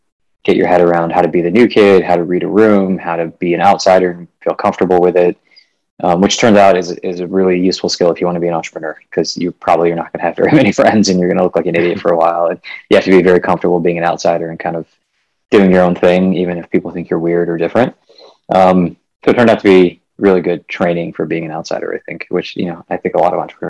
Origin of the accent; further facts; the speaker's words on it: Midwest, United States; also born or lived in India; I was born in India and then moved to the U.S. when I was five or so. So I mostly grew up in the U.S., kind of all over the Midwest.